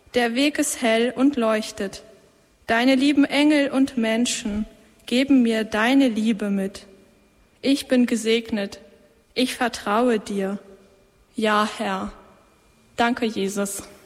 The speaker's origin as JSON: {"language": "German", "region": "Schleswig-Holstein", "country": "Germany", "moved": "as an adult", "lives_now": "Austria", "said": "ich komme aus Deutschland, aus Schleswig-Holstein, aus dem hohen Norden."}